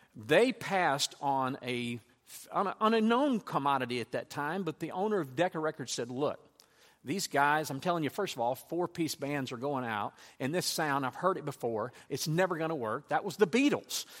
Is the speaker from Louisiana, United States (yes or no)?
yes; Louisiana, United States; I grew up in Louisiana